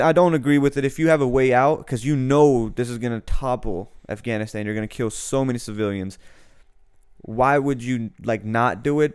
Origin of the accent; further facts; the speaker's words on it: United States; I am American, I'm an American citizen